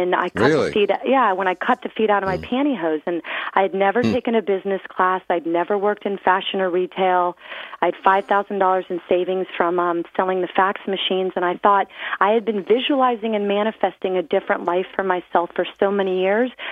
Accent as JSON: {"language": "English", "town": "Clearwater", "region": "Florida", "country": "United States", "tie": "born or raised there", "said": "I grew up on Clearwater Beach, Florida."}